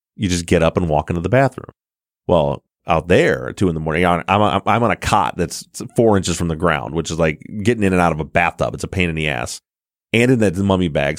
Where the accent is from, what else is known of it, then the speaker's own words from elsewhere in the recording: Michigan, United States; we're from the Midwest in Michigan